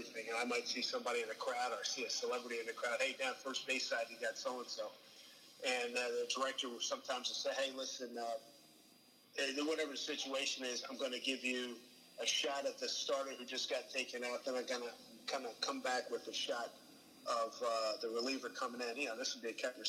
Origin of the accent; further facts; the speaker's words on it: Philadelphia, Pennsylvania, United States; growing up in Philly